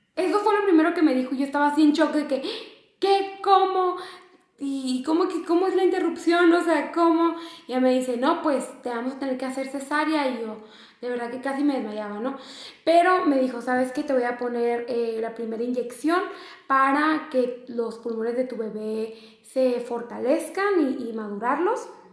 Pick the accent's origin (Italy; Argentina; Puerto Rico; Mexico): Mexico; Mexicali, Baja California; now in Ensenada, Mexico; yo vivo en Ensenada, soy de Mexicali